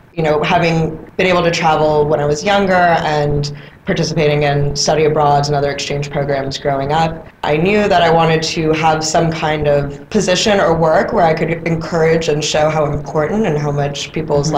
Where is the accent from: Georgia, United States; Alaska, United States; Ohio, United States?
Georgia, United States; Atlanta; I'm, I'm from Atlanta, Georgia. I was, I was raised in Atlanta